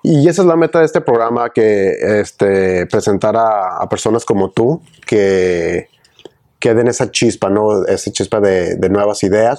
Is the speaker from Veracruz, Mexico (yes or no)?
no; Ciudad Juárez, Chihuahua, Mexico; moved away as an adult; now in Austin, United States; Yo soy originario de Ciudad Juárez, Chihuahua, frontera con El Paso, Texas.